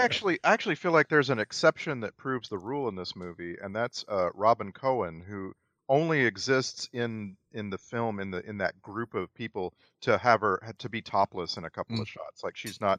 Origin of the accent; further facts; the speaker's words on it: United States; middle class white American.